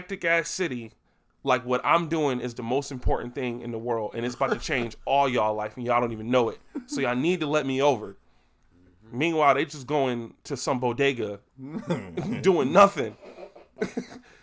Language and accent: English; Buffalo, New York, United States; All of us is born and raised in Buffalo